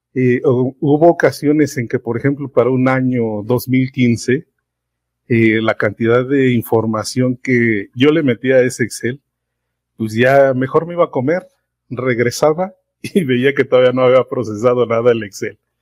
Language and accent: Spanish; Mexico City, Mexico; soy de la Ciudad de México, trabajo acá en el Estado de México